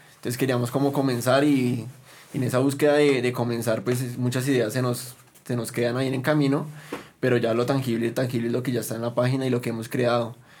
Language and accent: Spanish; Bogotá, Bogotá Capital District, Colombia; nos representara como bogotanos